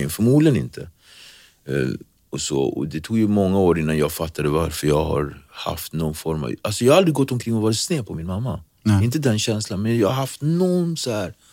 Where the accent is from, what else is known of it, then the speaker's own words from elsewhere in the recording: Nacka, Stockholm County, Sweden; Swedish is a second language; also born or lived in Cape Verde / Praia, Santiago; Jag är uppväxt i Nacka, vi har Dunes utskog, vi har Långsjön, vi har eh, Järlasjön, vi har liksom Nyckelviken